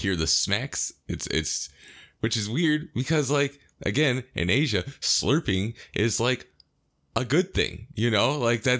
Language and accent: English; United States; as an American